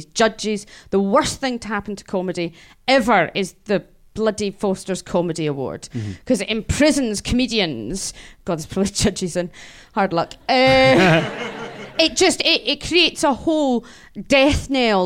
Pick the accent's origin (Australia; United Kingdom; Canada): United Kingdom; Scotland; being Scottish and not living in London